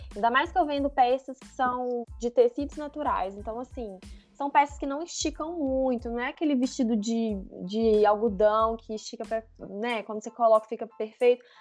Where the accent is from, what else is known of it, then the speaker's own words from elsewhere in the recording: Minas Gerais, Brazil; Eu sou de Minas, moro aqui em Minas